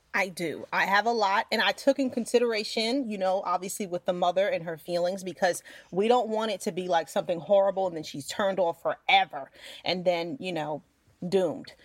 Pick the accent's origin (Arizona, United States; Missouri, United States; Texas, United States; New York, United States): New York, United States; I'm from New York